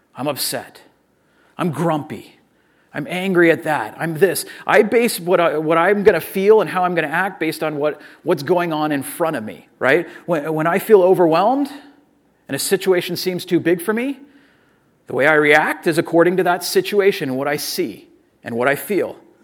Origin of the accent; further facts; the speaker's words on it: Orange County, California, United States; I'm from Orange County. I'm a Southern California person